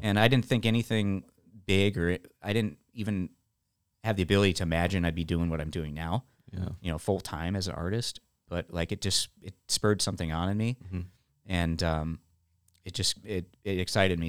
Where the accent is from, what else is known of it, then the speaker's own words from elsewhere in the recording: Illinois, United States; moved away as an adult; also born or lived in Nashville, Tennessee / Canada; now in Texas, United States; I moved back home from Nashville, moved back to Illinois in 2010